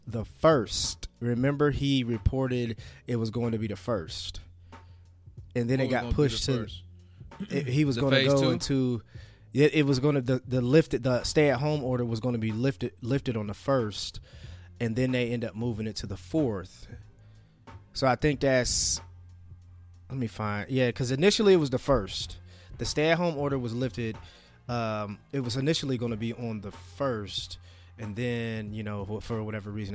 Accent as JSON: {"language": "English", "country": "United States"}